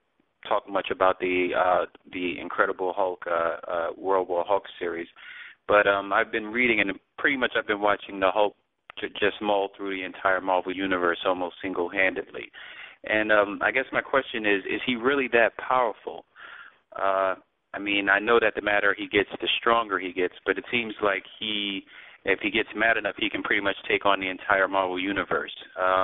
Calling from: New York City, New York, United States; I'm from Brooklyn

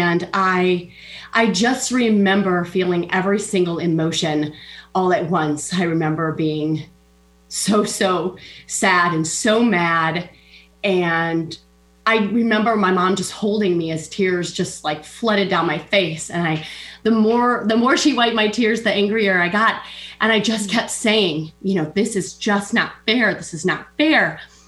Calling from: Des Moines, Iowa, United States; I'm in Iowa, Des Moines, Iowa.

